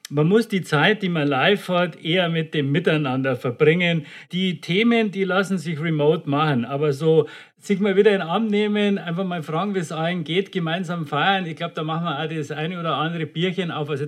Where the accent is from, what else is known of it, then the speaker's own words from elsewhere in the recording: Munich, Bavaria, Germany; now in Klagenfurt, Austria; ich bin ja Münchner, aber zurzeit nicht in München, ich bin in Klagenfurt